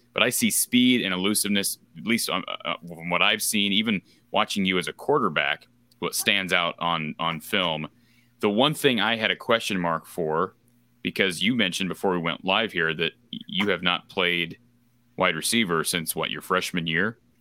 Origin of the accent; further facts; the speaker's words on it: Iowa, United States; I know what it's like growing up in Iowa, 'cause I grew up in Iowa